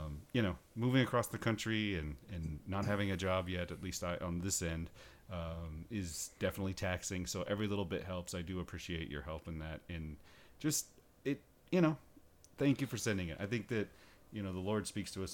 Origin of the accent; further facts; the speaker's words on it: Washington, United States; moved away; my home state of Washington